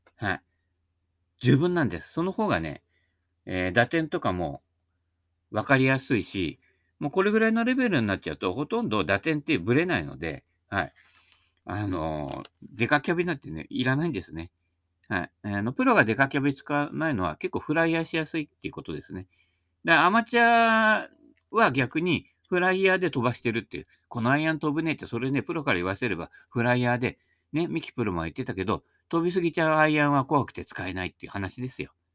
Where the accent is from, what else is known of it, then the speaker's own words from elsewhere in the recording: Ibaraki, Japan; accent: Ibaraki (rising sentence endings); 茨城はどうも東京の人からすると東北らしいので